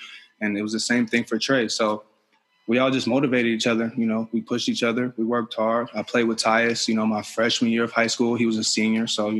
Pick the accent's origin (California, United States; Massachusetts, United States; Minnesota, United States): Minnesota, United States; Apple Valley; also born or lived in Columbus, Ohio; Yeah, growing up in Minnesota, it was great. I met my best friend there and friends that I've still talked to forever. I moved to Minnesota from Columbus, Ohio when I was in fourth grade.